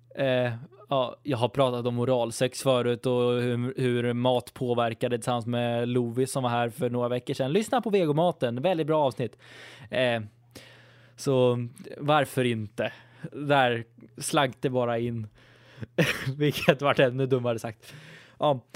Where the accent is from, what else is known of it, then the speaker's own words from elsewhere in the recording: Sweden; jag är typisk svensk